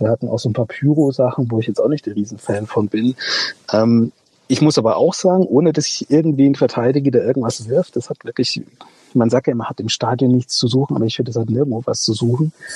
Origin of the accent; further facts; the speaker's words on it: North Rhine-Westphalia, Germany; now in Leipzig, Germany; Ich bin gebürtiger Ostwestfale